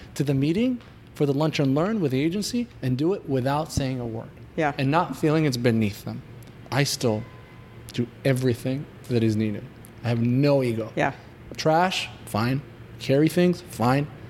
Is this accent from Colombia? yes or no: no; Israel; moved away as an adult; now in United States; I was born and raised in Israel. I moved to the US about four years ago